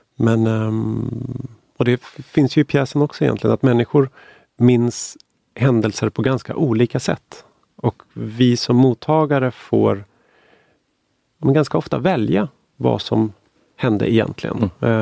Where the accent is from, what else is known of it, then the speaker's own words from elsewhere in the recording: Stockholm, Stockholm County, Sweden; jag är född och uppvuxen i Stockholm